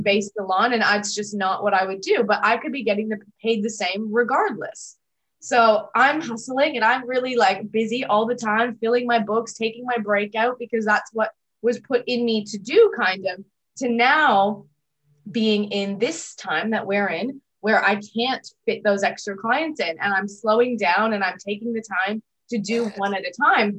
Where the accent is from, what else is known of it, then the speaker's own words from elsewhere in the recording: Toronto, Ontario, Canada; now in Australia; I'm from Toronto originally, so not far from New York